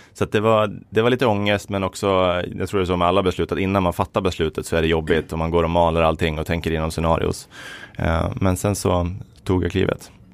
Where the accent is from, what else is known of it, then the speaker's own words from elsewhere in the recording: Falun, Dalarna County, Sweden; also born or lived in Uppsala; Jag är född i Uppsala, men eh, uppvuxen i Falun